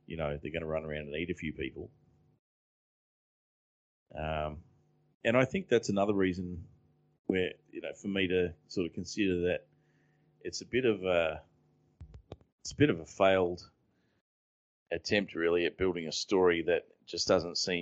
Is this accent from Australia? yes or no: yes; Australia; as an Australian